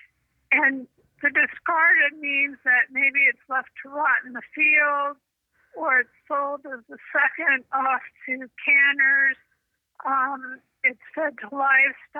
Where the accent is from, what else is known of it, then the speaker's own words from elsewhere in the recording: Southern California, United States; I grew up in Southern California